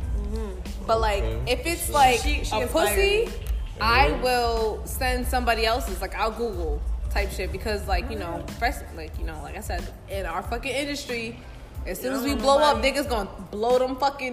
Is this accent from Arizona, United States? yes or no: no; New York City, New York, United States; also born or lived in Manhattan; I'm born in Manhattan, but I was raised in the Bronx.